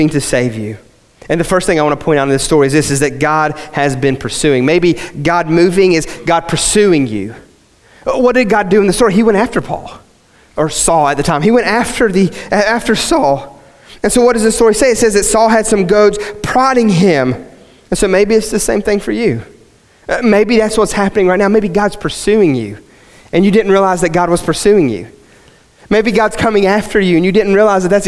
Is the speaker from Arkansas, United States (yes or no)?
no; West Virginia, United States; I grew up in West Virginia, and we had these old country preachers